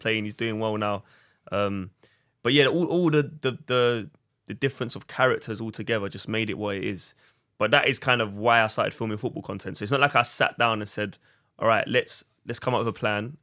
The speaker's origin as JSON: {"language": "English", "region": "London", "country": "United Kingdom", "said": "we're all from Southeast London"}